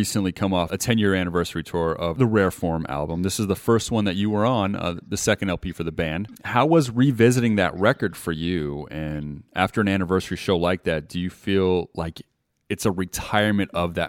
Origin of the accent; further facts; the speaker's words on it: Las Vegas, Nevada, United States; when I was like in high school. I was a lifeguard at a pool out here in Vegas at Mentally Bay